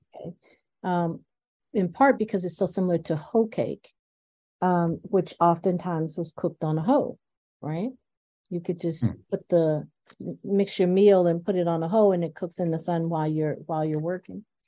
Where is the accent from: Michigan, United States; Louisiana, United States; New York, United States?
New York, United States; Buffalo; also born or lived in Farmville, Virginia; I'm from rural Virginia, and uh, but I grew up in Buffalo